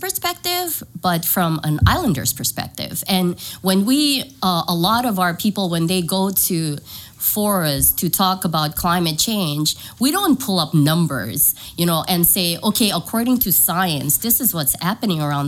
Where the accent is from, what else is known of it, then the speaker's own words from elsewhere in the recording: Kosrae, Micronesia; moved away as an adult; now in San Diego, United States; I'm from Kuchai. My dad is from Kuchai. My mom is from Panape. So I'm half. I moved here with my family. We're here almost 3 years now.